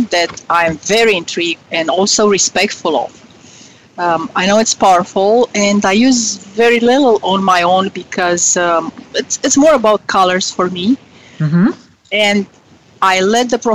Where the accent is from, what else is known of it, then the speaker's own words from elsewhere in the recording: Romania; moved away as an adult; now in United States; I was born in Romania during communist times